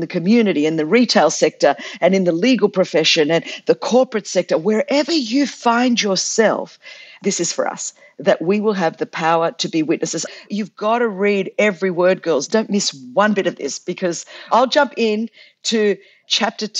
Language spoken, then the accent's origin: English; Australia; I'm like a Greek Australian chick